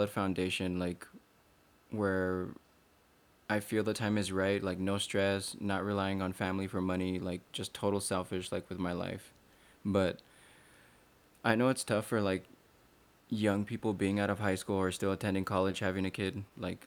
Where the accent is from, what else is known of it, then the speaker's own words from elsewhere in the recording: El Paso, Texas, United States; growing up in El Paso or being Hispanic, we're a family man